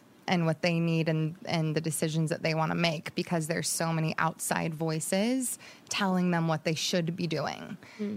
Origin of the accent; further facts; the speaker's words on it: Jacksonville, Oregon, United States; moved away; also born or lived in Monterey Bay, California; spent from ages 6 to 18 in Southern Oregon in a little town called Jacksonville